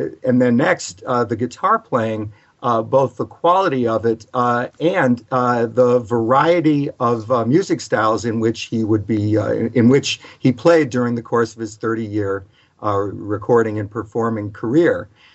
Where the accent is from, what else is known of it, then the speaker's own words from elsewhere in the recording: Providence, Rhode Island, United States; I'm from Providence, Rhode Island. Was fortunate enough to grow up there. Become a teenager in the late 1960s when there was a small but vibrant coffee house scene.